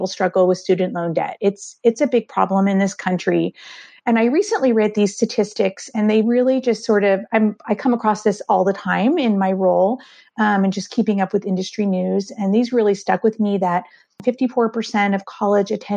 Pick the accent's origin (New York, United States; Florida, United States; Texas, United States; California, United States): California, United States; Southern; moved away as an adult; also born or lived in San Francisco Bay Area, California; now in Richmond, United States; I grew up in Southern California and then moved to San Francisco to attend graduate school